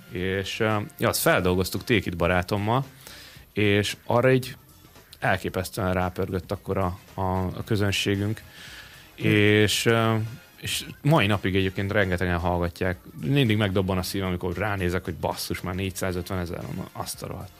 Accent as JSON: {"language": "Hungarian", "town": "Paks", "region": "Tolna", "country": "Hungary", "tie": "born or raised there", "said": "Én Pakson nőttem fel."}